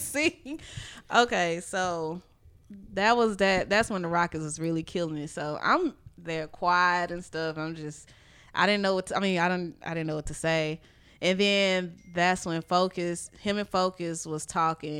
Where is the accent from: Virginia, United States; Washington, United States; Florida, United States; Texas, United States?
Texas, United States; Houston; I'm from Houston